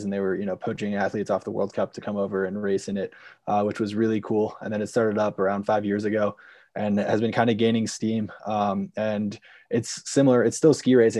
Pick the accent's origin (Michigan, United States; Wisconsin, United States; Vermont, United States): Vermont, United States; I'm originally from Vermont, born and raised there, grew up skiing at Green Mountain